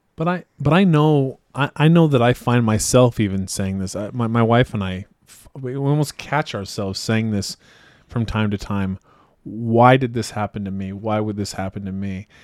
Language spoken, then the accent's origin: English; Idaho, United States; I'm also from Idaho